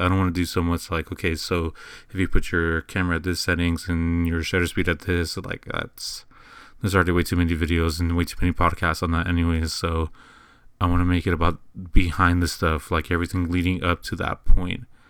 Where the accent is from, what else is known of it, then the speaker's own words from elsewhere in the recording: San Antonio, Texas, United States; I'm originally from San Antonio, Texas, and this is kinda where I do everything